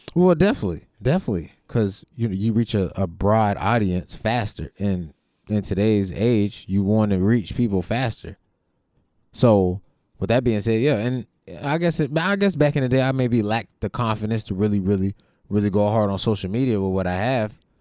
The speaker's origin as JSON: {"language": "English", "town": "Youngstown", "region": "Ohio", "country": "United States", "said": "I came from Youngstown"}